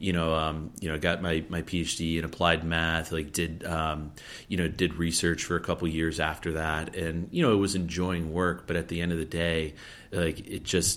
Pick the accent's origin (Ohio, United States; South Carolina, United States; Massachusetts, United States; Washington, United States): South Carolina, United States; Columbia; moved away as an adult; I grew up in South Carolina, lived my whole life there